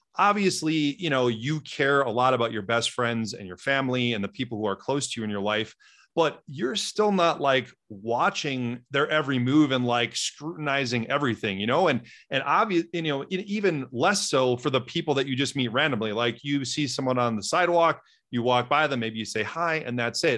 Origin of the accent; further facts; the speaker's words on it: Wisconsin, United States; I grew up in Wisconsin, which is about ninety miles north of Chicago in a small Midwestern town of twenty-five hundred people